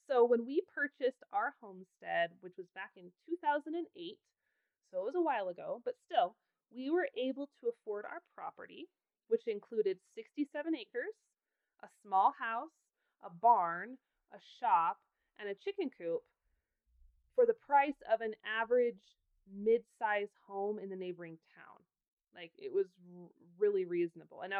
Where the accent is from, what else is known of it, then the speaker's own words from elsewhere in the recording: Idaho, United States; moved away as an adult; now in Wyoming, United States; I adore Wyoming. I have lived here since I was 18 I have no plans ever of leaving. And even though I was born and raised in Idaho